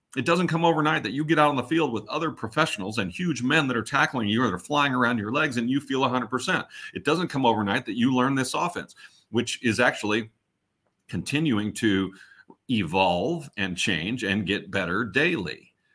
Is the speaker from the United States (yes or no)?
yes; Kansas City, United States; I'm from Kansas City